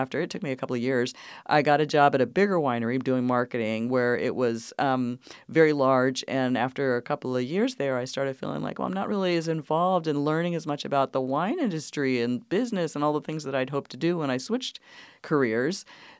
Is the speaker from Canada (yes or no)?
no; East Coast, United States; now in Sebastopol, United States; I'm from the East Coast originally.